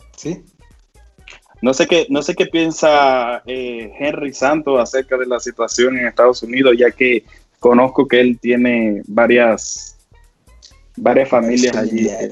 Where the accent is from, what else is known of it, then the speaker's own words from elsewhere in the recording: Dominican Republic; tenemos muchos de nosotros como dominicanos, tenemos muchos familiares allí